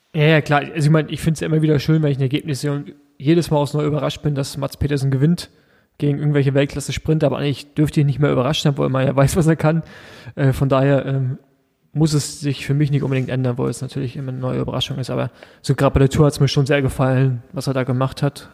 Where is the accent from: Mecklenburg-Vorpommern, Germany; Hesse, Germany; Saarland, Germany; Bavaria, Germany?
Mecklenburg-Vorpommern, Germany; Rostock; als Ossi